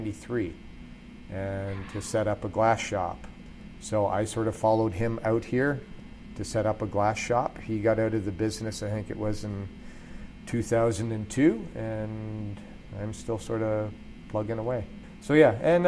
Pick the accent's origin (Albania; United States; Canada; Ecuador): Canada; Burlington, Ontario; I grew up in Burlington, but all my family going back, I think about five generations, something like that, is from the Burlington-Hamilton area.